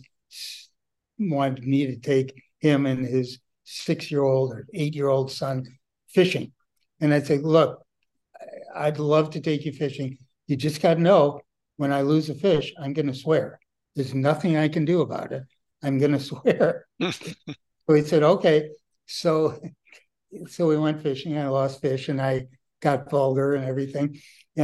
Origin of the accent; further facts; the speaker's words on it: Milwaukee, Wisconsin, United States; moved away; We grew up together in Milwaukee all those years ago